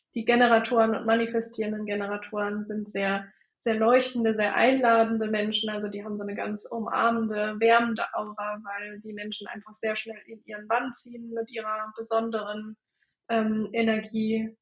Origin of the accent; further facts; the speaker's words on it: Bremen, Germany; ich komme äh, aus der Nähe von Bremen, wohne in Delmenhorst